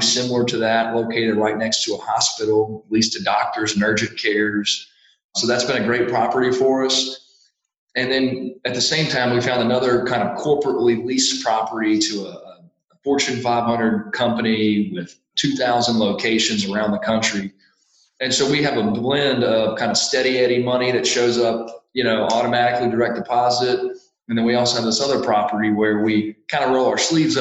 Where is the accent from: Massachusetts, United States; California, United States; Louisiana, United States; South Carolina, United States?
Louisiana, United States; also born or lived in Ann Arbor, Michigan; I'm born and raised in Louisiana